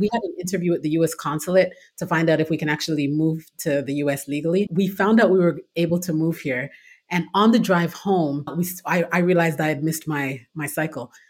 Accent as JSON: {"language": "English", "town": "Toronto", "region": "Ontario", "country": "Canada", "tie": "born or raised there", "moved": "as an adult", "lives_now": "United States", "said": "I'm originally from Toronto, Canada. Born and raised there"}